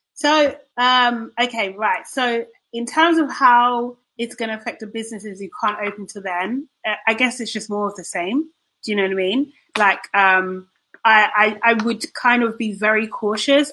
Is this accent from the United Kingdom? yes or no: yes; United Kingdom; as British people